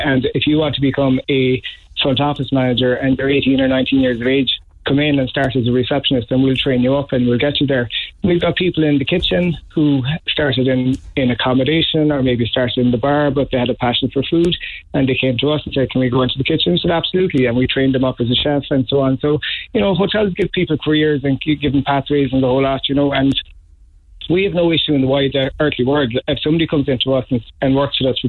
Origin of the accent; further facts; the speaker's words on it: Dunquin, Munster, Ireland; I'm from West Kerry, so it was back in Dunquin.